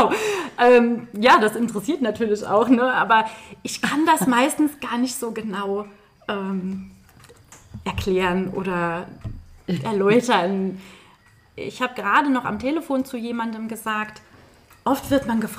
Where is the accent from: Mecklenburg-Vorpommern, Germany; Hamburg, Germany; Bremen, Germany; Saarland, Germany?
Saarland, Germany; born there; Ich bin gebürtige